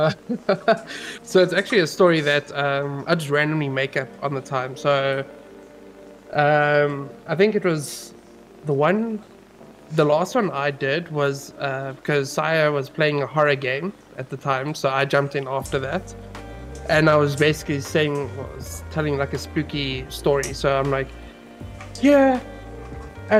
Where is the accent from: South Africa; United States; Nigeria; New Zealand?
South Africa; I am a South African